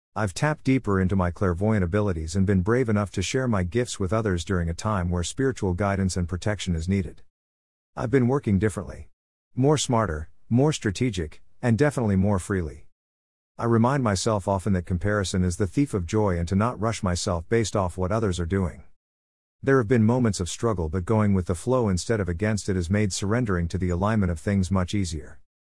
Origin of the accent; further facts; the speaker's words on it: New York City, New York, United States; moved away as an adult; my hometown of New York City